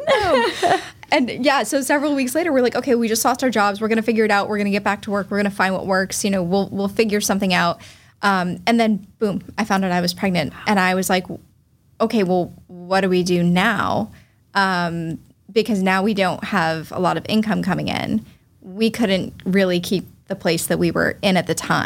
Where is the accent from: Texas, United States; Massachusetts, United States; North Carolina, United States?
Massachusetts, United States; Falmouth; also born or lived in Boston; I was born in Boston, raised in Falmouth